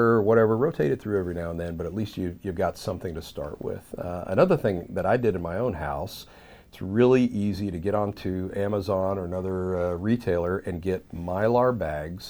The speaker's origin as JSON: {"language": "English", "region": "Southeast", "country": "United States", "tie": "born or raised there", "said": "Growing up in the Southeast"}